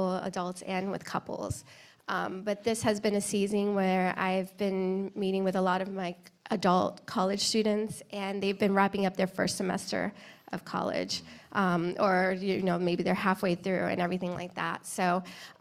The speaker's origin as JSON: {"language": "English", "region": "East Coast", "country": "United States", "tie": "born or raised there", "said": "I grew up on the East Coast"}